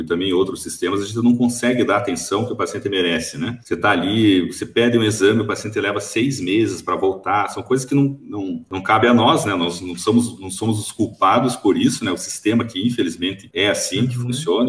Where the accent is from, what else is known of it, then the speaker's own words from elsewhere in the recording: Curitiba, Paraná, Brazil; moved away as an adult; now in Toledo, Brazil; morava em Curitiba até então, sou natural de Curitiba, capital do Paraná